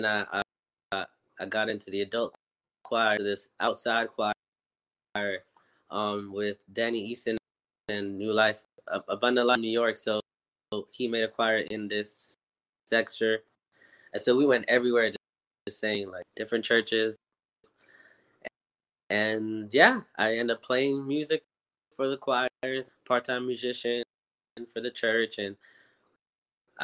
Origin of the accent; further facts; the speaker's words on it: Montreal, Quebec, Canada; moved away as an adult; also born or lived in Philadelphia; now in Montreal, Canada; I was born in Montreal.